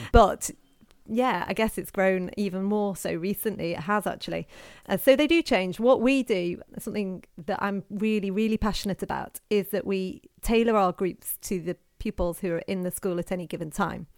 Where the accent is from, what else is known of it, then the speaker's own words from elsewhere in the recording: Knutsford, North West England, United Kingdom; I grew up in Knutsford and I went to Knutsford High School